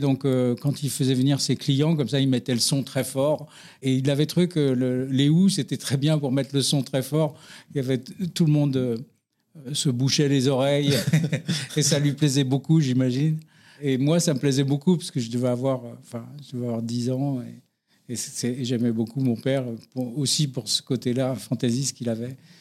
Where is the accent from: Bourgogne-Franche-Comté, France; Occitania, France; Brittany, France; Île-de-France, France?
Île-de-France, France; Paris; je suis né à Paris euh, d'un papa et d'une maman qui habitaient dans le 17e